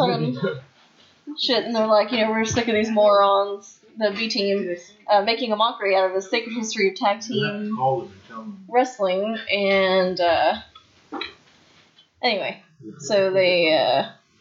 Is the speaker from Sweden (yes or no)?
no; Canada; we're Canadian